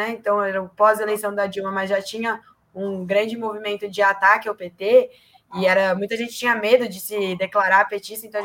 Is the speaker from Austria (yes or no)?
no; Ribeirão Preto, São Paulo, Brazil; also born or lived in São Bernardo do Campo; now in São Paulo, Brazil; eu nasci em São Bernardo do Campo, é, em 97, mas eu cresci em Ribeirão Preto, e aí só faz um tempo para cá que eu mudei aqui para São Paulo, quando eu vim fazer faculdade.